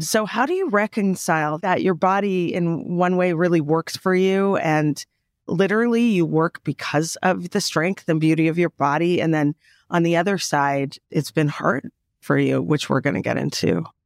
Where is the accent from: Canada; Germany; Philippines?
Canada; moved away; I'm the Canadian, I'm the first generation Canadian with the European upbringing